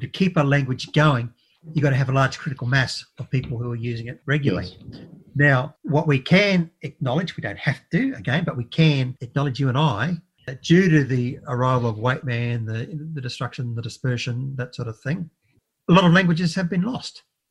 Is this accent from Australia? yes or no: yes; Brisbane, Queensland, Australia; I was raised in Brisbane.